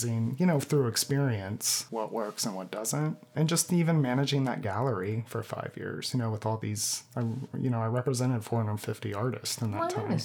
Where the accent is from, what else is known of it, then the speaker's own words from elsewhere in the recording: Bradenton, Florida, United States; I grew up in Bradenton.